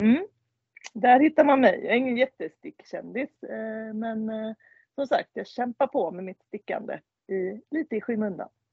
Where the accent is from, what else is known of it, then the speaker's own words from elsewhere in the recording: Svenljunga, Västra Götaland, Sweden; accent: Kinnabo dialect (Kindbomål); now in Ullared, Sweden; Svenljunga och därifrån ja. är jag egentligen också